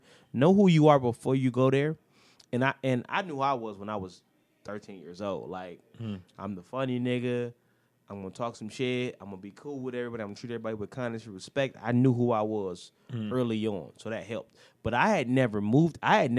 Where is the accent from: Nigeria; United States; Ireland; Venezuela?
United States; Detroit, Michigan; moved away as an adult; now in Los Angeles, United States; Yeah, I'm from Gratiot and Connors. I'm from Christie Street.